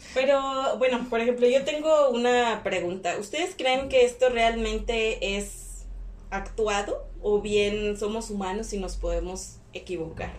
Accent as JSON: {"language": "Spanish", "country": "Mexico", "said": "a nosotros como sociedad mexicana"}